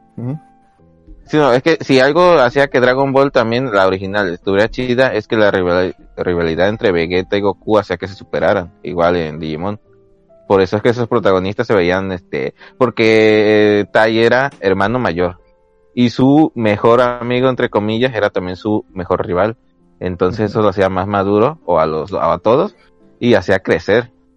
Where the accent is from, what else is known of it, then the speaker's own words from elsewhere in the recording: Mexico; Como buenos mexicanos que somos